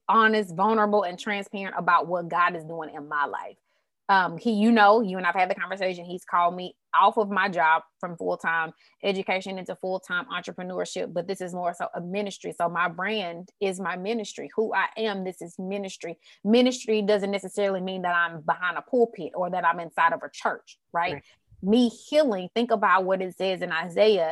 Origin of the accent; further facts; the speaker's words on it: Houston, Texas, United States; I'm from Houston, Texas